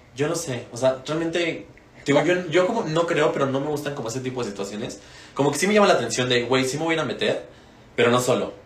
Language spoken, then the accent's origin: Spanish; Mexico; nosotros como mexicanos